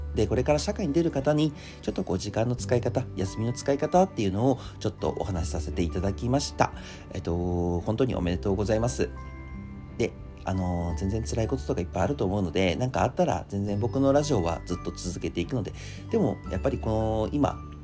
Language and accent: Japanese; Akita, Japan; moved away; 秋田県出身なんで実は成人式夏にやってるんですよ